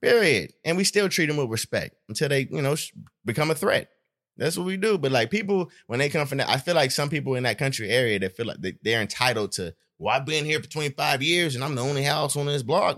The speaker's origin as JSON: {"language": "English", "town": "Stockton", "region": "California", "country": "United States", "also_born_or_lived": "Los Angeles, US (summers)"}